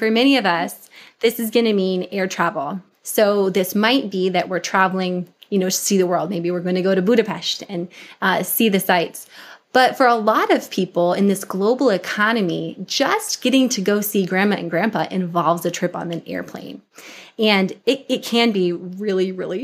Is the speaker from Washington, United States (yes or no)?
yes; Washington, United States; I grew up in Washington State